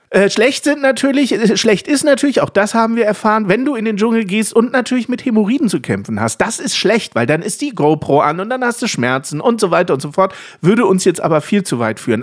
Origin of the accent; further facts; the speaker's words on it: Lower Saxony, Germany; als Niedersachse